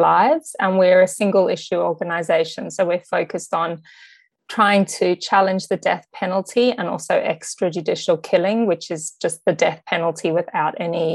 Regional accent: Sydney, New South Wales, Australia; moved away as an adult; also born or lived in New York / London; I grew up on the North Shore in Sydney

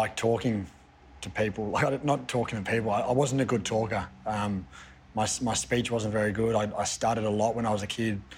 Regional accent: Spotswood, Victoria, Australia; moved away as an adult; I grew up in Spotswood

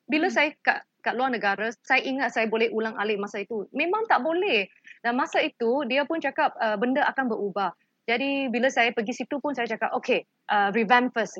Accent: Malaysia; kita sebagai rakyat Malaysia

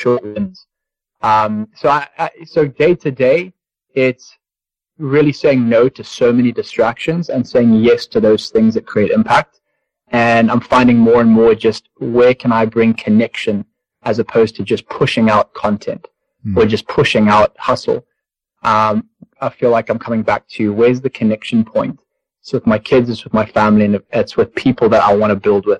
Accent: Zimbabwe; growing up in Zimbabwe

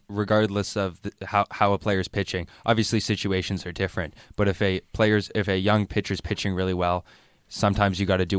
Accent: Canada; also born or lived in Montreal; As a Canadian who lives in Montreal and has been to the Big

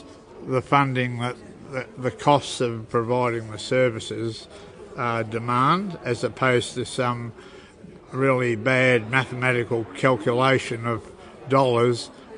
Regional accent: Warracknabeal, Victoria, Australia; moved away as an adult; now in Yirrkala, Australia; I grew up in a town here in Victoria called Witchyproo, so I'm very careful, although I've lived at Yirrkala for over 40 years, not to sort of claim ownership of Yirrkala.

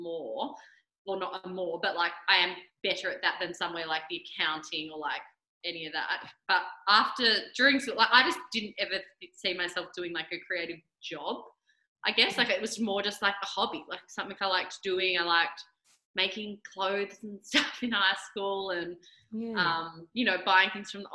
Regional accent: Mornington Peninsula, Victoria, Australia; also born or lived in Canada / Melbourne / Torquay; grew up here

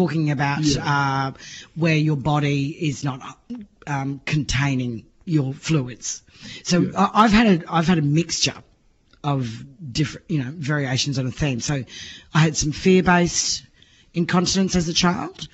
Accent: Townsville, Queensland, Australia; I grew up in Townsville, North Queensland

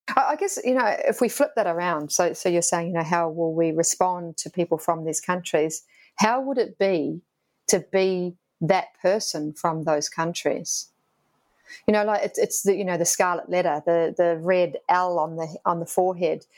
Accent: Queensland, Australia; now in Victoria, Australia; I'm from Queensland

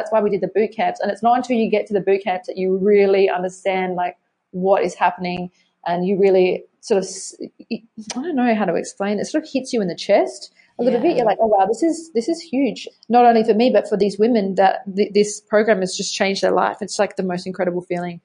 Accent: Adelaide, South Australia, Australia; growing up in Adelaide

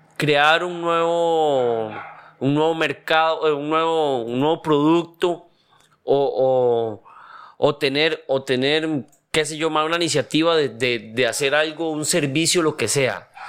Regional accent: Costa Rica

